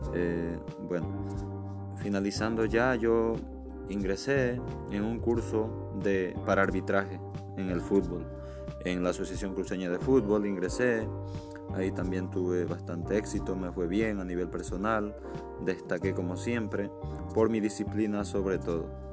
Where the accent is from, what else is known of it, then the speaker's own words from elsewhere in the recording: Santa Cruz de la Sierra, Santa Cruz, Bolivia; also born or lived in Cochabamba, Bolivia; yo soy nacido el 15 de diciembre de 1992 en la ciudad de Cochabamba, Bolivia. Posterior a ello, me vine, bueno, mis padres se vinieron a Santa Cruz y desde entonces yo me eduqué, me formé